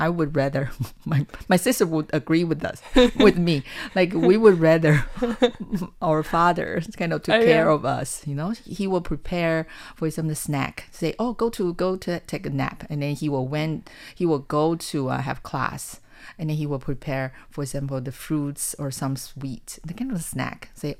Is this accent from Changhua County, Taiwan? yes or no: yes; Changhua County, Taiwan; I came from Zhanghua County. So at that time, which was a farming county.